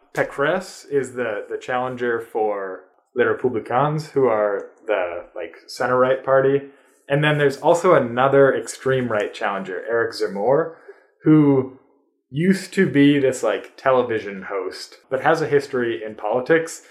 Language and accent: English; United States; as an American